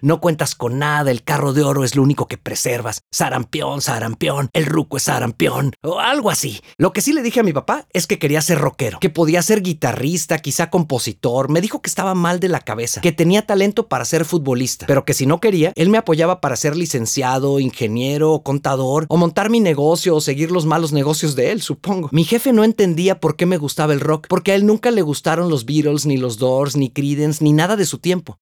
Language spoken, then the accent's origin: Spanish; Guadalajara, Jalisco, Mexico; en el mismo hospital donde yo nací